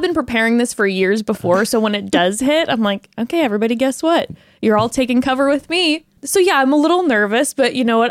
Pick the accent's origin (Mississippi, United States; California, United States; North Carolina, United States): California, United States; We were born and raised in California